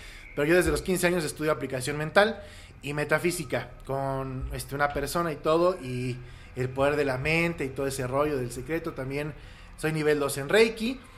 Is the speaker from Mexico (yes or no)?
yes; Querétaro, Mexico; also born or lived in Mexico City; yo nací en la Ciudad de México y a los siete años mis, papás me llevaron a vivir a Querétaro y estudié primaria, secundaria y prepa con los hermanos maristas en el Instituto